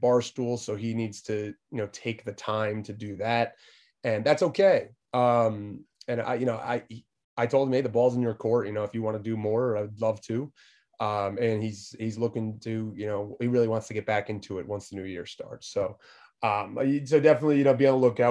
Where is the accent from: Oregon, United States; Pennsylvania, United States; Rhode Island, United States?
Rhode Island, United States; I'm from the Northeast, so I'm from Rhode Island